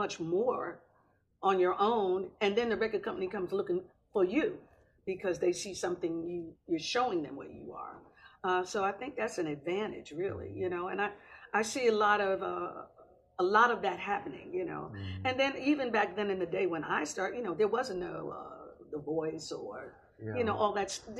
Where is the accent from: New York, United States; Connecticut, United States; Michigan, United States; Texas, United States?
New York, United States; born in New York